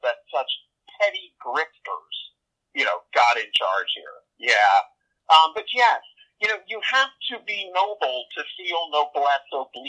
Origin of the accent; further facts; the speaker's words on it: the South, United States; I'm from the South